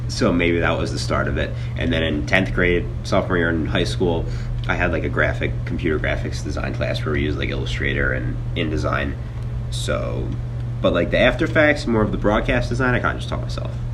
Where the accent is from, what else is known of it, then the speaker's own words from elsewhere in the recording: Mount Laurel, New Jersey, United States; I'm from uh, Mount Laurel, New Jersey, which is 35 minutes over the Ben Franklin Bridge if you're from Philadelphia. And I went to high school at uh, Lenape High School